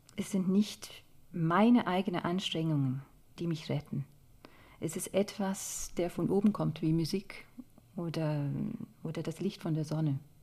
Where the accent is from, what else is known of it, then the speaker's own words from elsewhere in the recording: Scotland, United Kingdom; German is a second language; moved away as an adult; also born or lived in London / Stuttgart / Paris; now in Germany; in Schottland, wo ich aufgewachsen bin